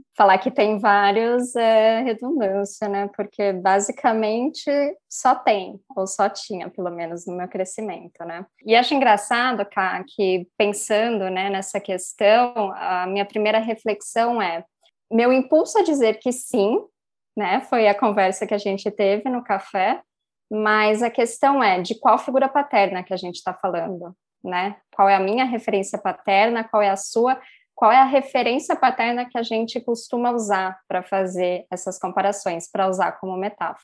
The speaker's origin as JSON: {"language": "Portuguese", "town": "Vinhedo", "region": "São Paulo", "country": "Brazil", "tie": "born or raised there", "lives_now": "Campinas, Brazil", "said": "eu sou de São Paulo, é, eu mudei para Vinhedo bem novinha com os meus pais"}